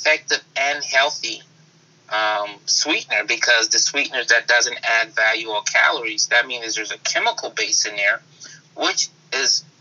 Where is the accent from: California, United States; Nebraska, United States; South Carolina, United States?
South Carolina, United States; Charleston; moved away as an adult; also born or lived in Germany; I'm born and raised in Charleston, South Carolina